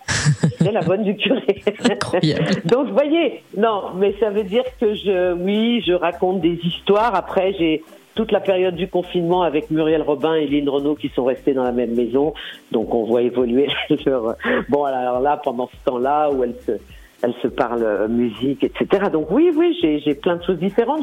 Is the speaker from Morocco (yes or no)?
no; Lyon, Auvergne-Rhône-Alpes, France; Je suis lyonnaise